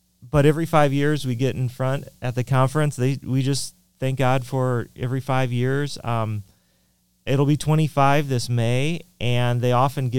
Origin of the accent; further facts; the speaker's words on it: Peoria, Illinois, United States; moved away as an adult; now in Czech Republic; I grew up just north of Peoria, and I went to school between where I lived and, or actually north of Peoria and Mossville grade school for 9 years, and then IVC high school for 4.